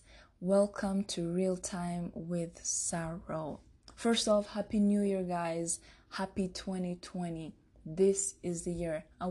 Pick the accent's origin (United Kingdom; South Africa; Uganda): Uganda; also born or lived in Rwanda; now in Denver, United States; I'm from Rwanda. I spent most of my childhood in Uganda, and 2020, I'm in the Mile High City, Denver, Colorado